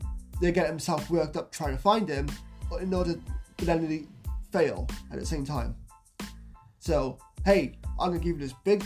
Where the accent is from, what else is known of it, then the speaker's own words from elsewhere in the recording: South Wales, United Kingdom; he's actually from Wales, which is my home country, South Wales, UK.